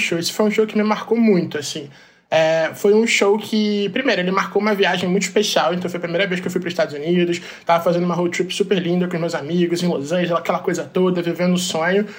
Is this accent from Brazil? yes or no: yes; Brazil; como gay, como brasileiro